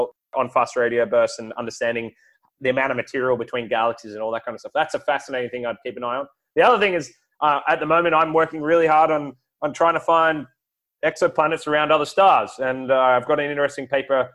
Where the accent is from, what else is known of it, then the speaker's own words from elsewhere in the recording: Australia; as an Australian